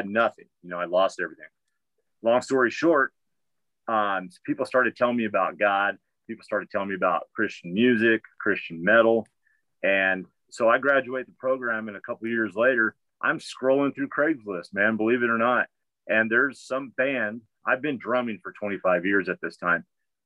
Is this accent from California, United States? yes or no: yes; Pomona, California, United States; moved away as an adult; also born or lived in Sacramento, California; now in Missouri, United States; I grew up in the metal scene in Southern California. I grew up in Pomona, California